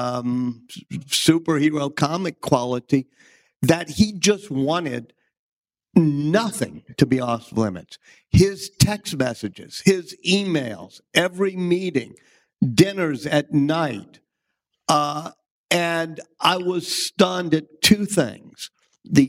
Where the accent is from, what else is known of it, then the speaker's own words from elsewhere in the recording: New Orleans, Louisiana, United States; me and Michael Lewis, who I grew up with in New Orleans